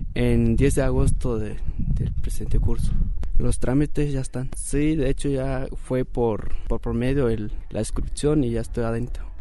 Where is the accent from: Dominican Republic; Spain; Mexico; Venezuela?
Mexico; Ocota de la Sierra, Jalisco; soy originario de Ocoto de la Sierra, municipio de Mezquití, Jalisco.